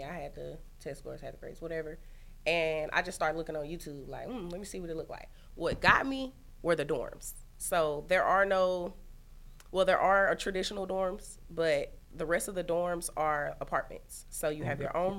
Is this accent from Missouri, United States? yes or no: yes; St. Louis, Missouri, United States; also born or lived in Oklahoma / Kansas City; I'm from St. Louis.